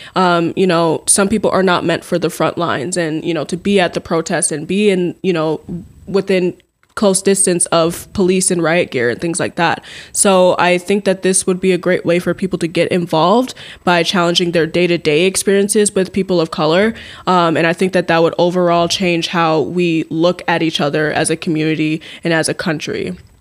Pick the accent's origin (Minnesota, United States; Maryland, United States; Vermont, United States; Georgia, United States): Minnesota, United States; Minneapolis; now in Mankato, United States; I am originally from the Twin Cities